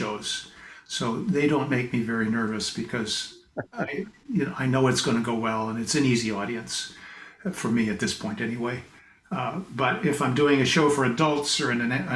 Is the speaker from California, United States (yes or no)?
yes; Pasadena, California, United States; moved away as an adult; also born or lived in Boston; now in British Columbia, Canada; I was born in Pasadena, California. Oh. Spent most of my first 20 years there